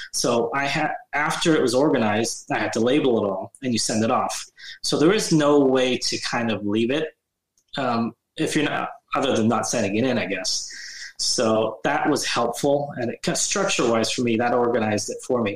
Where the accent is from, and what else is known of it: Bay Area, California, United States; born or raised there; moved away as an adult; now in Sacramento, United States